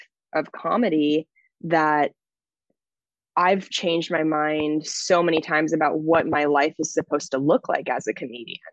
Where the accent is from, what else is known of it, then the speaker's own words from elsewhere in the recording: Washington, United States; moved away as an adult; also born or lived in Los Angeles; I moved to my hometown in Washington State